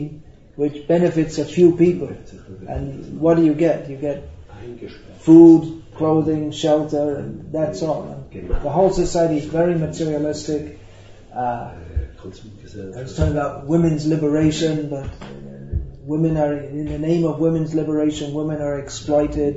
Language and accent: English; United Kingdom; I'm from Britain.